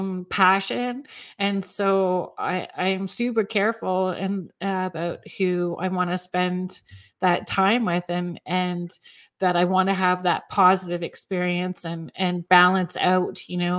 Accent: Northern Ontario, Canada; I grew up in Northern Ontario, along Lake Superior

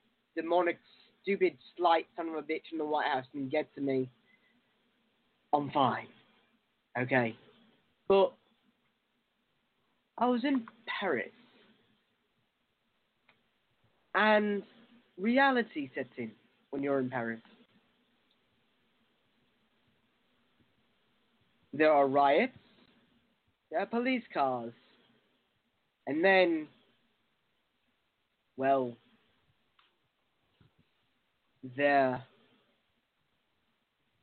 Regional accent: United Kingdom; I'm a Brit.

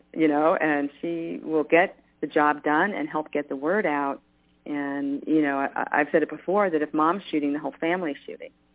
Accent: New York, United States; I grew up in New York

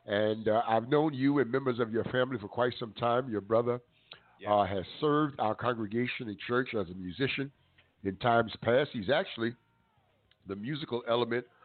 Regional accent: Amityville, New York, United States; also born or lived in Brooklyn, New York / Far Rockaway, New York / Oberlin, Ohio / Harvard University, Massachusetts; My father took a church in Amityville, where he served for nearly 50 years, and so I am an additional product of Suffolk County.

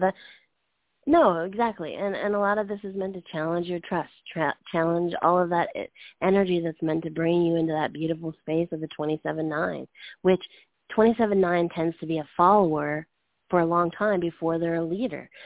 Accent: Canada; moved away; I'm from Canada

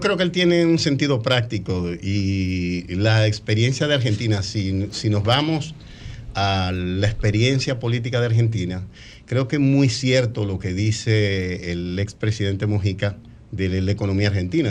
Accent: Dominican Republic; moved away as an adult; now in Orlando, United States

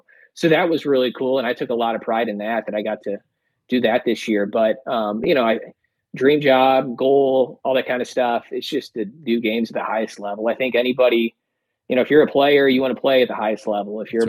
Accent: St. Louis, Missouri, United States; moved away; I'm from St. Louis

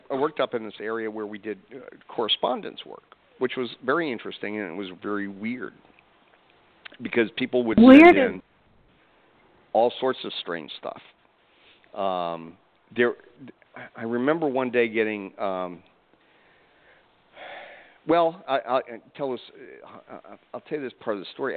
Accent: Atlanta, Georgia, United States; I'm from Atlanta

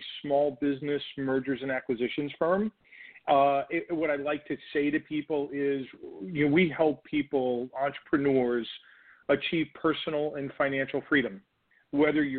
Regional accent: New York, United States; now in Chicago, United States; New York, originally from New York

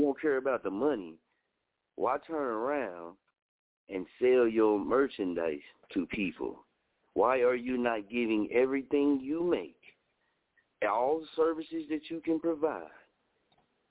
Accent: Muskogee, Oklahoma, United States; I'm from Muskogee. See, I'm from Little Muskogee, Oklahoma.

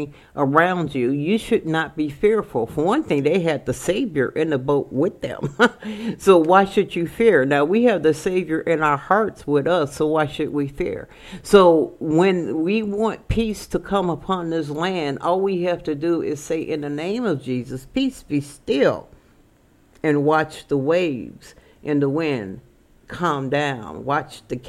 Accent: Chicago, Illinois, United States; I'm from Chicago

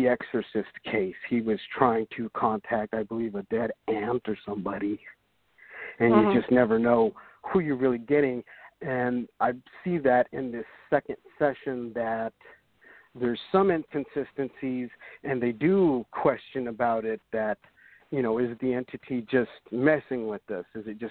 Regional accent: Southwest, United States; I come from the Southwest

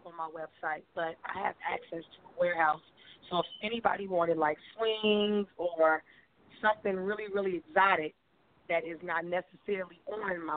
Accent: Chicago, Illinois, United States; I'm coming from Chicago, born and raised in the 100s

